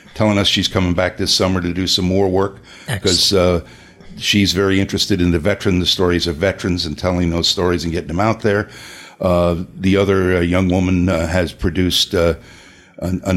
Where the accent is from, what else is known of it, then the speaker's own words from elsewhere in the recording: Bellmore, New York, United States; My own street that I grew up on in Belmore